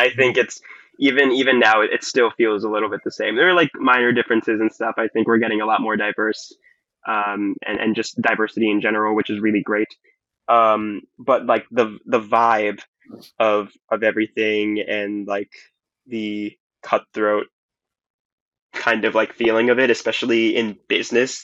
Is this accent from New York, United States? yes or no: yes; New York City, New York, United States; I am from Flushing